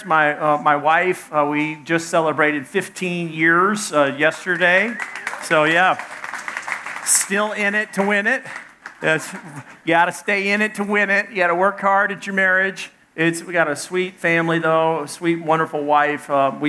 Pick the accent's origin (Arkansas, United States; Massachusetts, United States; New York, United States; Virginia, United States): Arkansas, United States; I'm from Arkansas